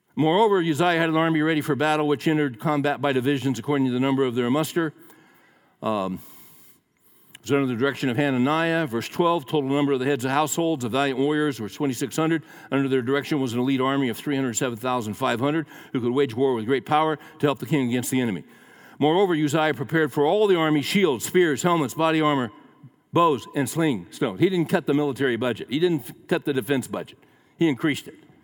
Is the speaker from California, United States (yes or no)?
yes; Central Valley of California, United States; also born or lived in Daly City, California; we moved from the Central Valley of California to um, a suburb that was right next to San Francisco called Daly City.